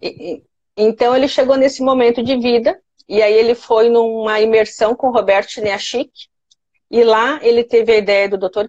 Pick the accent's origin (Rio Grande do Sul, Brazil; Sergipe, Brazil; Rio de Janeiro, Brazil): Rio Grande do Sul, Brazil; Santa Maria; moved away as an adult; now in Florianópolis, Brazil; eu cresci, nasci, fiz tudo lá em Santa Maria